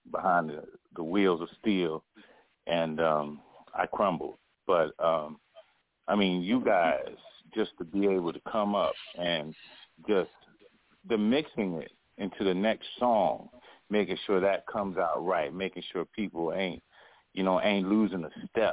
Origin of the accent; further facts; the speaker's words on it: North Carolina, United States; That's my home state